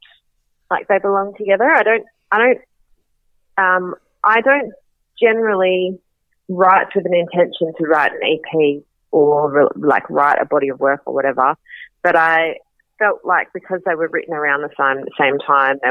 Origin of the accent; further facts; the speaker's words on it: Western Australia, Australia; also born or lived in Sydney; I grew up in Western Australia, but I lived in Sydney for 6 years.